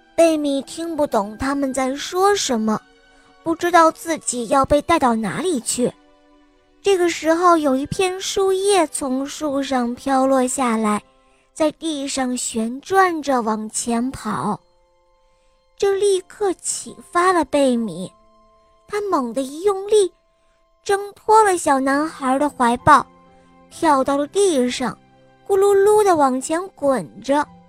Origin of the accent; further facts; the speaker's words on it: Beijing, China; 我今年我七岁了，我来自北京